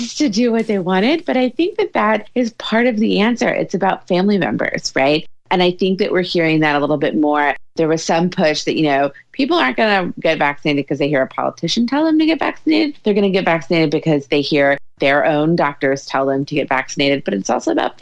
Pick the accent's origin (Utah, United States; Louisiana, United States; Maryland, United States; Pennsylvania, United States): Louisiana, United States; moved away; my home state of Louisiana